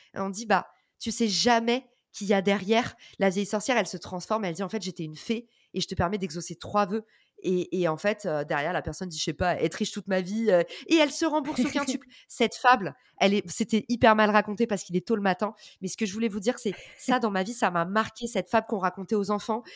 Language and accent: French; France; accent: thick French accent (in English); j'ai un accent français à couper au couteau